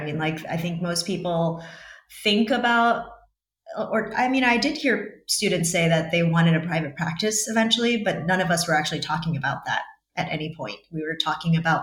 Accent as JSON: {"language": "English", "region": "New York", "country": "United States", "moved": "as an adult", "lives_now": "Montenegro", "said": "I'm from New York"}